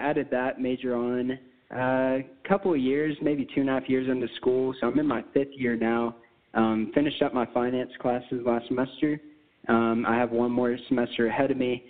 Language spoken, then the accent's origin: English; Lubbock, Texas, United States; I was born and raised here in Lubbock, Texas.